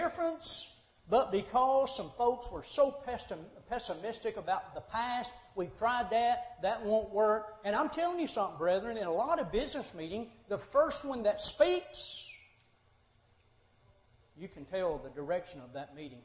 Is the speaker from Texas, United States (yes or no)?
no; Monterey, Tennessee, United States; moved away as an adult; also born or lived in Nashville, Tennessee / Cordele, Georgia; I had born and raised in Monterey, went off to Nashville School of Preaching